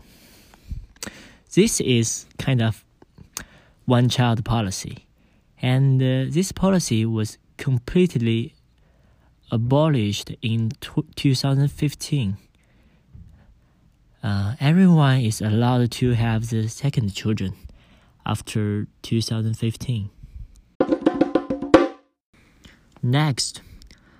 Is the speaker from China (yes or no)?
yes; Wenzhou, Zhejiang, China; I come from Wenzhou.